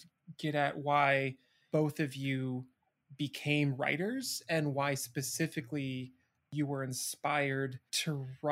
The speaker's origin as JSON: {"language": "English", "region": "Pacific Northwest", "country": "United States", "tie": "born or raised there", "said": "I grew up in the Pacific Northwest"}